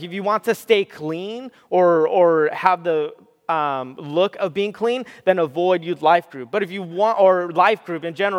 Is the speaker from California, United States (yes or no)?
yes; Southern California, United States; I grew up in Southern California.